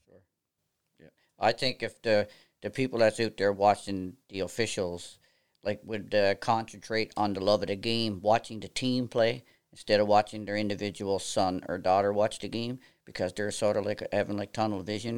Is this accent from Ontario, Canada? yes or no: no; near Stephenville, Port au Port Peninsula, Newfoundland and Labrador, Canada; accent: East Coast of Canada; moved away as an adult; now in Nova Scotia, Canada; I'm originally from a small town, uh, out, uh, in Stephenville on the Port of Port Peninsula, a place called Lord's